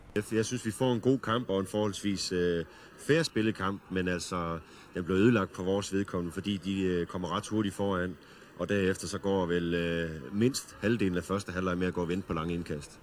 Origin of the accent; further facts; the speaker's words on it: Esbjerg, Southern Denmark, Denmark; accent: West Jutlandic; det kan man måske også lige høre på min dialekt. Jeg er jo ikke oceaner. Jeg er jo, jeg er jo vestjyde og nede fra Esbjerg-området